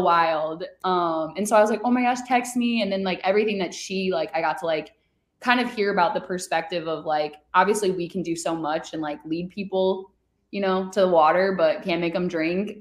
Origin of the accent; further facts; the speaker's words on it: Chicago, Illinois, United States; we're both from Chicago